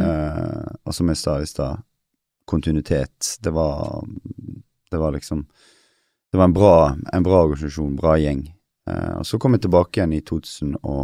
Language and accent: Norwegian; Western Norway, Norway; also born or lived in Kristiansand / Denmark; Jeg er jo vestlending sjøl